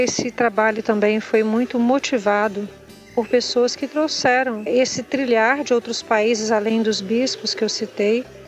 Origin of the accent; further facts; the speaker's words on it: Cariacica, Espírito Santo, Brazil; na região onde eu nasci mesmo, onde eu fui criada, no bairro Vila Palestina e por outros bairros que compõem Cariacica